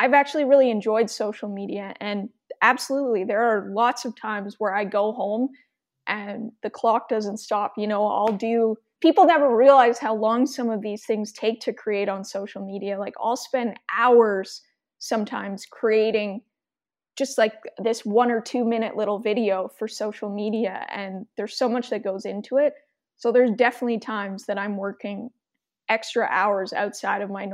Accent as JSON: {"language": "English", "town": "Edmonton", "region": "Alberta", "country": "Canada", "tie": "born or raised there", "said": "I was born and raised in Edmonton"}